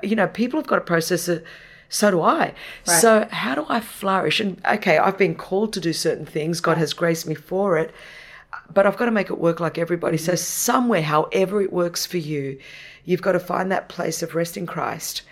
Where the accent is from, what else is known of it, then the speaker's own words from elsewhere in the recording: Australia; first language Greek; English is a second language; I was born in Australia, never Australian enough for the Australians because I was Greek. Uh, and didn't speak English until I went to school